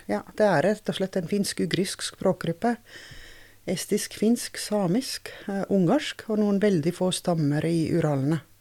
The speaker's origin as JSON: {"language": "Norwegian", "town": "Tartu", "region": "Tartu County", "country": "Estonia", "second_language": "Norwegian", "moved": "as an adult", "lives_now": "Norway", "said": "jeg er fra Estlands nest største by, så jeg er en byjente"}